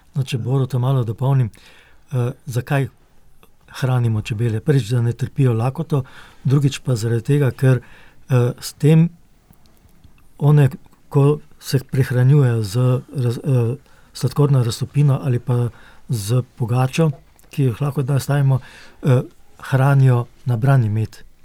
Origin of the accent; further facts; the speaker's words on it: Slovenia; Slovenci smo